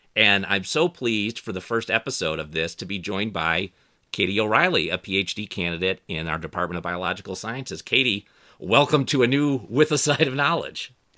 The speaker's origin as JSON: {"language": "English", "area": "outside Detroit, Ann Arbor", "region": "Michigan", "country": "United States", "tie": "born or raised there", "said": "I grew up outside of, uh, Detroit, Ann Arbor"}